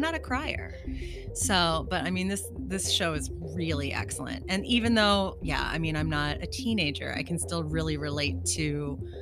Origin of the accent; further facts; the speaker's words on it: Lima, Ohio, United States; moved away; my hometown in Ohio